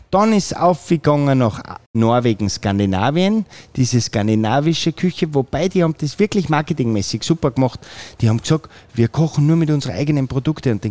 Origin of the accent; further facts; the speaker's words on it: Filzmoos, Salzburg, Austria; ich bin natürlich heimatverbunden und meine Heimat ist Fützmos. Und da habe ich am Fuße der Bischofsmützen ein wirklich kleines, liebes Fleckchen Erde